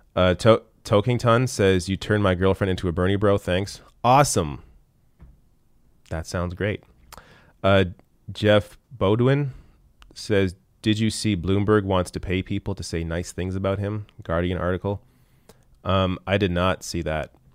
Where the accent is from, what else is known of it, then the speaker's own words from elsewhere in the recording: Canada; as a Canadian who lives under a single payer system